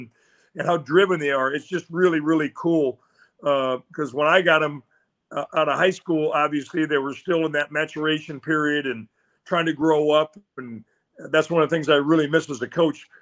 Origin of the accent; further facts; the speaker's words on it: Iowa City, Iowa, United States; I grew up in Iowa City, Iowa.